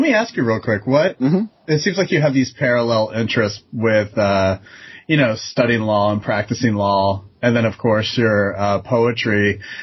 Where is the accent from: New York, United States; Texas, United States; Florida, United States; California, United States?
Florida, United States; I grew up in Florida, and while that's a very transient, diverse state